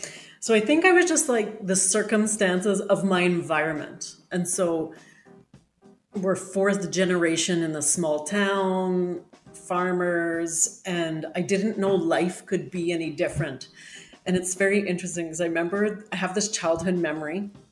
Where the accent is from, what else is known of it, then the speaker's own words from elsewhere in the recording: Saskatchewan, Canada; now in Calgary, Canada; I'm originally a farm girl from Saskatchewan. That's the Montana of Canada and not the glamorous part. I live in the big city now